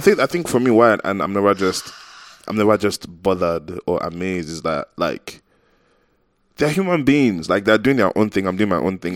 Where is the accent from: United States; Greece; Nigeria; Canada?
Nigeria; I'm Nigerian. 'Cause I feel like in Nigeria, people don't care if you're a celebrity